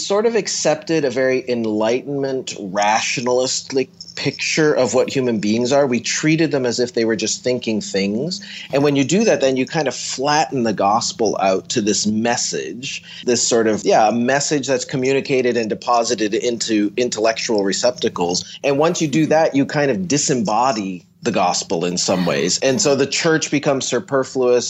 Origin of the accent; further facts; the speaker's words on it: near Stratford, Southern Ontario, Canada; I grew up in Southern Ontario